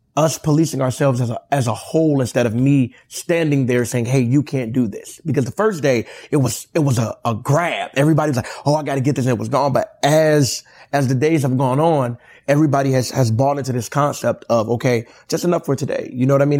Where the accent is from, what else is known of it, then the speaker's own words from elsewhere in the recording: Inglewood, California, United States; I'm from Inglewood